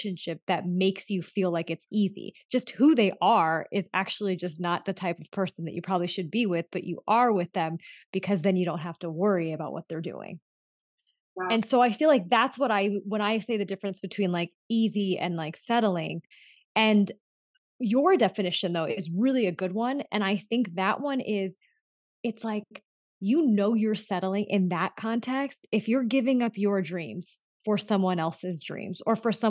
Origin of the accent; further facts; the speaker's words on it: Southern California, United States; also born or lived in Los Angeles; I was a first generation born and raised in Southern California. And I grew up in a really small town, and it was mostly whites and some Hispanics. And then I moved to LA when I was 15